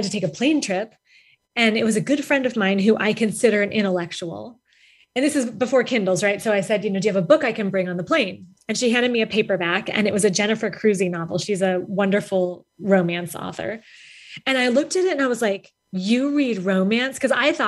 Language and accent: English; Denver, Colorado, United States; moved away as an adult; also born or lived in Galesburg, Illinois; now in Tucson, United States; I grew up in Denver